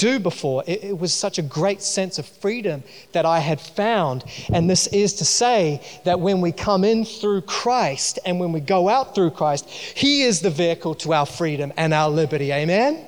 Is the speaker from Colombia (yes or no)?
no; New Zealand; moved away; I grew up in New Zealand, if you didn't notice from my accent.